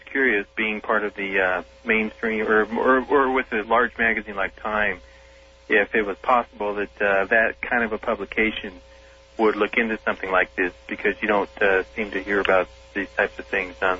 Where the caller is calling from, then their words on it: Salem, Oregon, United States; Hello, I'm calling from Salem, Oregon.